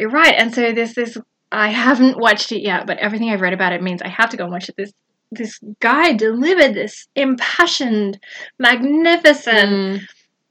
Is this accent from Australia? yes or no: yes; Australia; I'm Australian